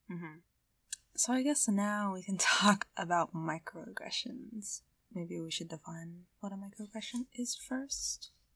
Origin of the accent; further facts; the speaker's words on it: Southern Indiana, United States; accent: American; I was born and bred in Southern Indiana